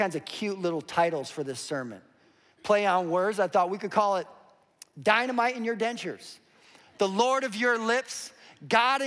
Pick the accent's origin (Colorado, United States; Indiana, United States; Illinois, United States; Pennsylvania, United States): Colorado, United States; Western Slope; I grew up in Colorado on the western slope